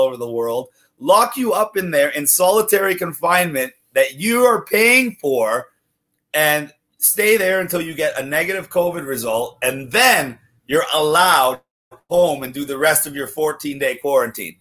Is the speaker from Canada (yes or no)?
yes; Ontario, Canada; as a Canadian citizen